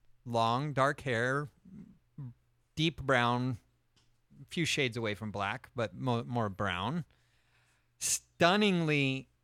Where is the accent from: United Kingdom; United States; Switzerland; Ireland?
Ireland; I am Irish.